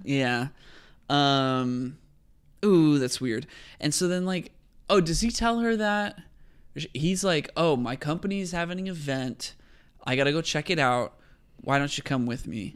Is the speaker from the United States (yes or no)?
yes; California, United States; I'm from California